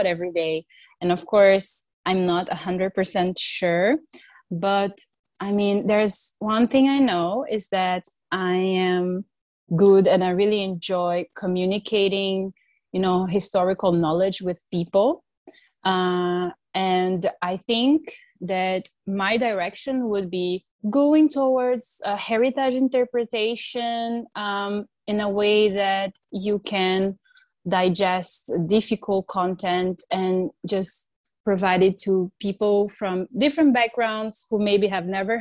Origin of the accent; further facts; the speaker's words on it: Rio de Janeiro, Brazil; moved away; also born or lived in Germany; I come from Rio